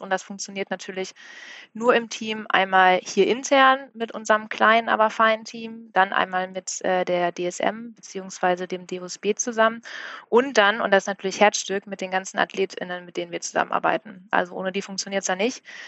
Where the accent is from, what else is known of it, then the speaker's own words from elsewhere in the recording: Bielefeld, North Rhine-Westphalia, Germany; moved away as an adult; now in Hamburg, Germany; seit 2013 auch in Hamburg, komme gebürtig aus Bielefeld